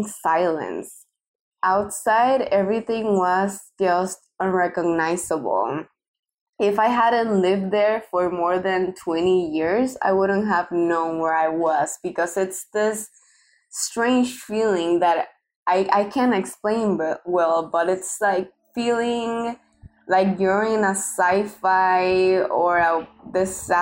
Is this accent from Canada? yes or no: no; Puerto Rico